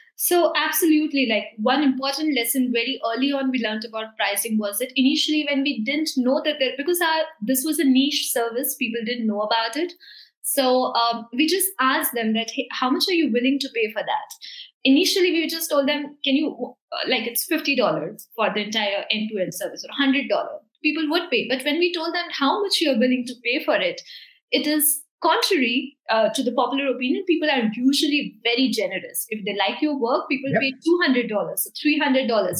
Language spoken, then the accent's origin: English; India; we are in New Zealand, we are from India